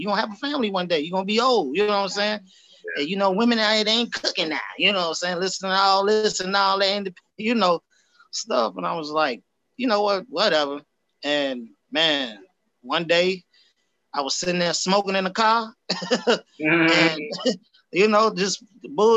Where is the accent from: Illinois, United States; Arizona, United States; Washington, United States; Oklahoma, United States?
Illinois, United States; Chicago; I'm from Southside, man. Chicago all day, from Chatham area, 87. So I was born, grew up on 89th and Woodline